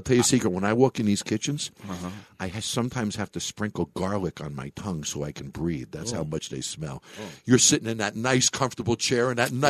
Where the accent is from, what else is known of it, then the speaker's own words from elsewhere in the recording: Long Island, New York, United States; I grew up on Long Island.